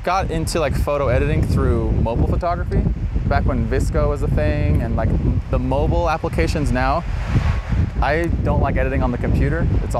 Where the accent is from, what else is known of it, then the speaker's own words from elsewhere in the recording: Sandy, Utah, United States; also born or lived in Salt Lake City, Utah; I'm from Sandy, a different canyon, but lots of waterfalls outside. So this is where I feel at home.